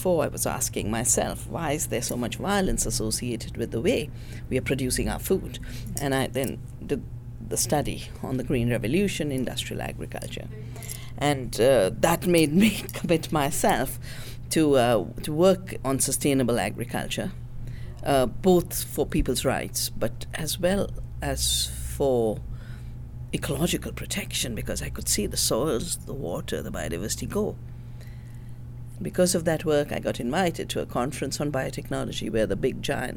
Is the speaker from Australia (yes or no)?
no; the Himalaya, India; moved away as an adult; also born or lived in Canada; I'm from the Himalaya